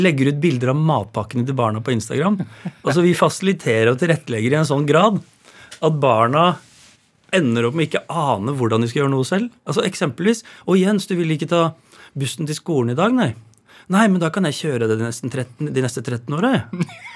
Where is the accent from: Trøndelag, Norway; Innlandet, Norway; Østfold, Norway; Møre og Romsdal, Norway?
Østfold, Norway; Råde; Jeg vokste opp i Råde på landsbygda Østfold, på et boligfelt med gårder rundt.